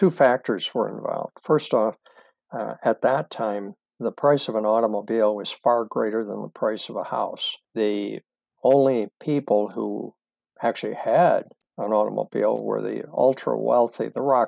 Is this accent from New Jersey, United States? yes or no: no; Springville, New York, United States; born and raised in Springville, New York, south of Buffalo, New York